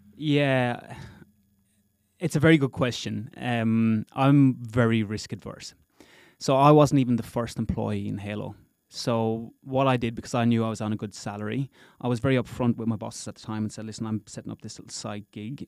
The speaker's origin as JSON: {"language": "English", "town": "Gorey", "region": "Leinster", "country": "Ireland", "tie": "born or raised there", "moved": "as an adult", "lives_now": "Perth, Australia", "said": "I'm originally from a little town in Ireland called Goree, County Wexford."}